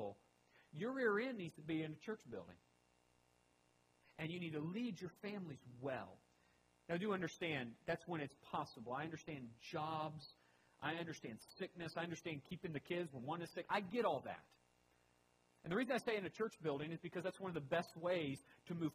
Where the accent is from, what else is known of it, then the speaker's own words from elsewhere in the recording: United States; I am American first and foremost